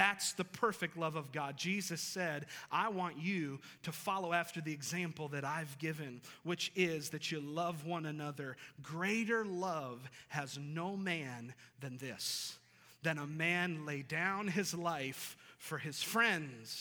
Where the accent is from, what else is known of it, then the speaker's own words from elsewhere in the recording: western New York, United States; now in Boone, United States; I'm not from this area, and I grew up in a city in western New York